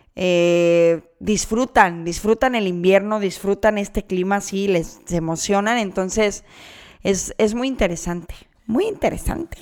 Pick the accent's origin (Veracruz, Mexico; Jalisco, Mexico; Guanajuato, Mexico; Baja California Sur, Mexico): Jalisco, Mexico; Guadalajara; now in Canada; yo soy de Guadalajara, regreso a Guadalajara